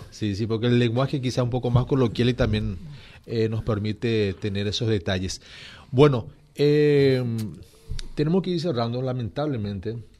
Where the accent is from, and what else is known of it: Paraguay